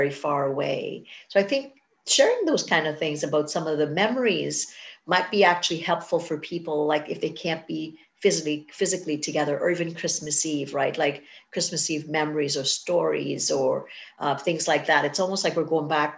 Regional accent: Trinidad & Tobago; now in Canada; I'm from Trinidad

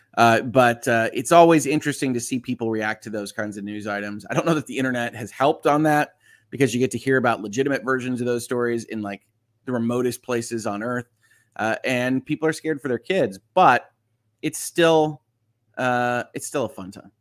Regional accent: just outside Chicago, Illinois, United States; I was born, just outside Chicago.

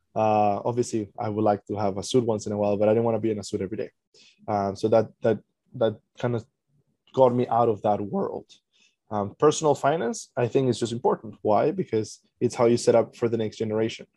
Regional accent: Venezuela; now in Canada; I'm originally from Venezuela, live in Canada

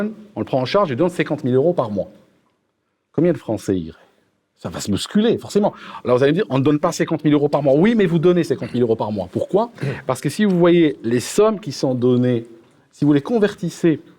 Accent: United Kingdom; French is a second language; moi, je viens du Royaume-Uni, je suis assez royaliste.

